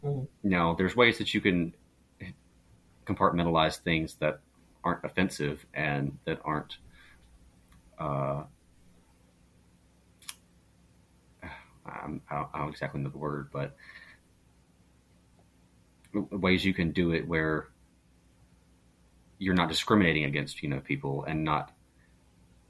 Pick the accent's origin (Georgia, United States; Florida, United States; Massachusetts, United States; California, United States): Georgia, United States; I'm from Georgia, so that's pretty deep south as you can get